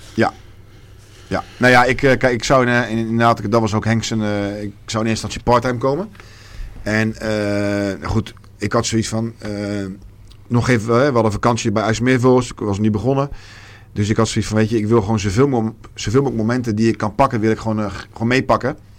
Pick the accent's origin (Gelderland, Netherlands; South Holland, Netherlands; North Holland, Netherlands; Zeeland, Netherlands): South Holland, Netherlands; Rotterdam; ik ben een Rotterdammer en ik zal daar ook nooit, eh, nooit weggaan.